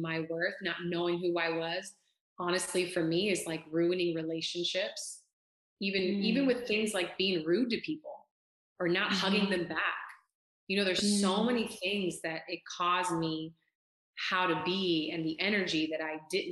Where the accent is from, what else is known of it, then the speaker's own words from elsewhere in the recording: California, United States; moved away as an adult; now in Texas, United States; I'm from California, born and raised